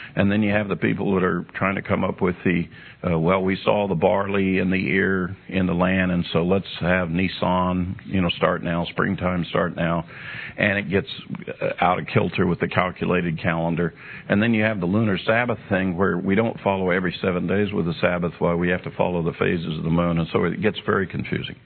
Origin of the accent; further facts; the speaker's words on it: United States; I'm an American. I speak American English.